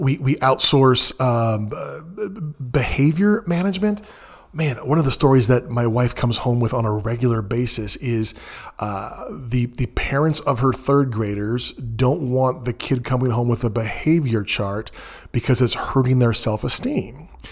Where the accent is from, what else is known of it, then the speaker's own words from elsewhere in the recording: Southern California, United States; moved away as an adult; now in Texas, United States; I'm from mostly Southern California